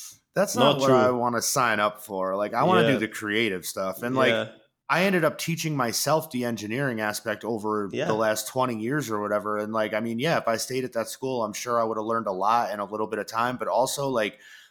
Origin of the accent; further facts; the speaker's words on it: New York, United States; I grew up in New York